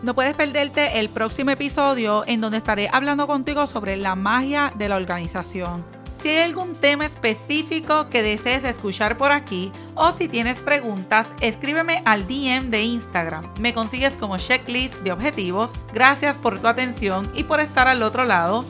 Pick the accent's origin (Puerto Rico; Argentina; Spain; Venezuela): Puerto Rico; soy de Puerto Rico